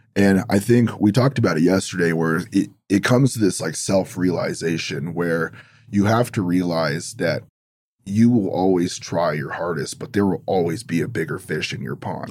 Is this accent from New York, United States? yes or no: no; Los Angeles, California, United States; growing up in Los Angeles